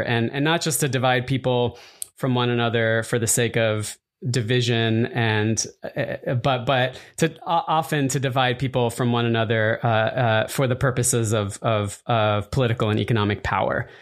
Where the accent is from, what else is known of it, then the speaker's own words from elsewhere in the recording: Arizona, United States; moved away; partially growing up in Arizona